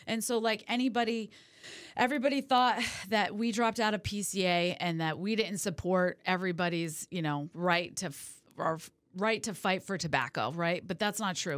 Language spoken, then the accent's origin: English; California, United States; moved away; also born or lived in New England / Las Vegas; I'm originally from California